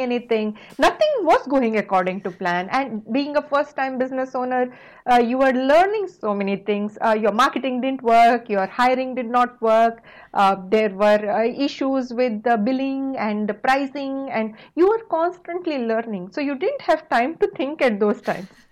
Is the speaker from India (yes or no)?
yes; India; moved away; coming from a small rural town in India, we had only limited opportunities. We didn't have internet and anything like what you guys have now growing up